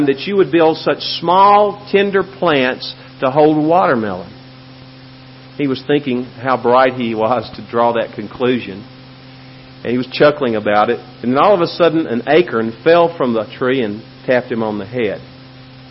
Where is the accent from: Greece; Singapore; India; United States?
United States; Memphis, Tennessee; now in El Paso, United States; Where I grew up, my yard, which was not a very big yard, but it was typical of many similar yards in Memphis, Tennessee, had five huge oak trees